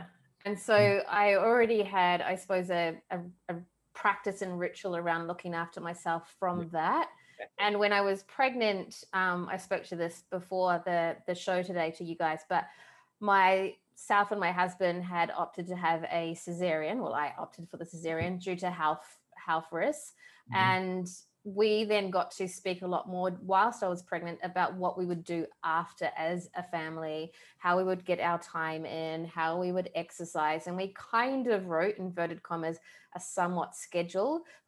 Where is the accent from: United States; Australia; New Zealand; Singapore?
New Zealand; moved away; I am originally from New Zealand. I've traveled around quite a bit.